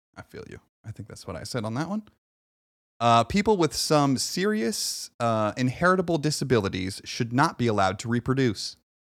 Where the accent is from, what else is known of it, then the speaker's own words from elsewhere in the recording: United States; I was born here